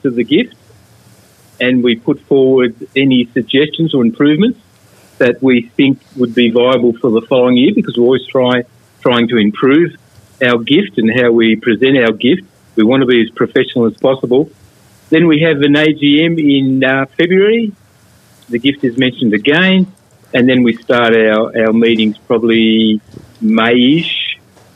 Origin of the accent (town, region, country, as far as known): Melbourne, Victoria, Australia